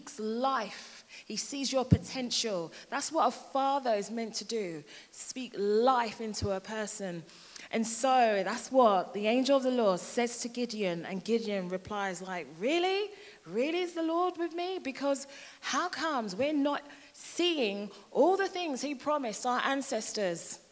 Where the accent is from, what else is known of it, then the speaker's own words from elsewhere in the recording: London, United Kingdom; moved away as an adult; now in Hertfordshire, United Kingdom; I'm from London and I've been in Hertfordshire now for about 13 years.